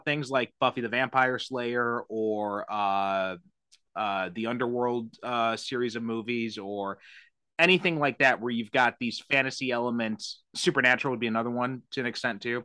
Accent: Chicago, Illinois, United States; moved away; I'm originally from the Chicagoland area

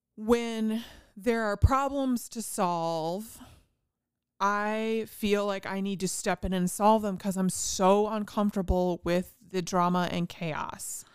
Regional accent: Indiana, United States; I grew up in Indiana

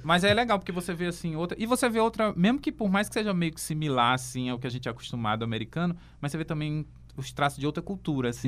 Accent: England, United Kingdom; now in Brazil; eu sou inglês

